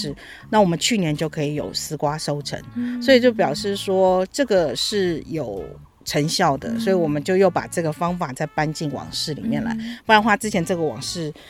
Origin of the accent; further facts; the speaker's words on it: Taipei, Taiwan; moved away as an adult; now in Yilan, Taiwan; 虽然我算台北人嘛